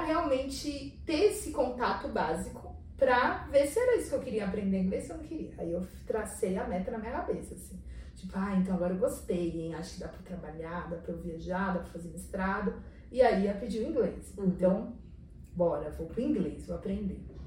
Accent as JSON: {"language": "Portuguese", "country": "Brazil", "said": "de onde vocês são? A gente falava Brasil"}